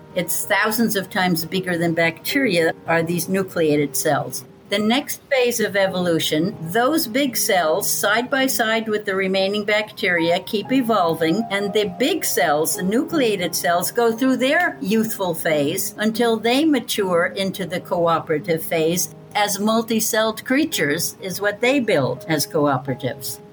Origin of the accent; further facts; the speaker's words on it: Athens, New York, United States; now in Greece; since I was a child in the Hudson Valley of New York State. I was born in Athens, New York